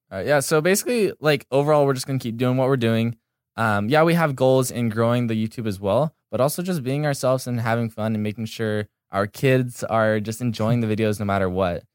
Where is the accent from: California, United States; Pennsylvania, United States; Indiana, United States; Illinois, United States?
California, United States; Laguna Beach; moved away as an adult; now in Los Angeles, United States; I grew up in Laguna Beach, California.